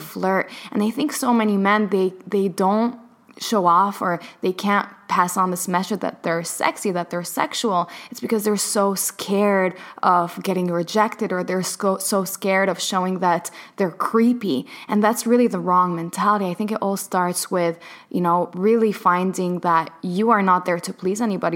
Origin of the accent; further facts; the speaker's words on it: Palestine; I was born in Palestine